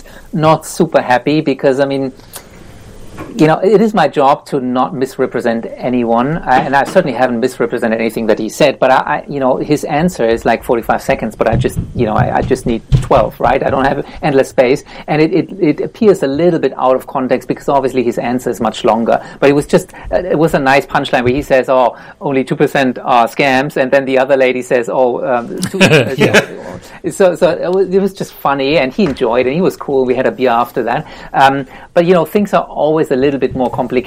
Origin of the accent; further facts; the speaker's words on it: Germany; now in Australia; this is my hometown here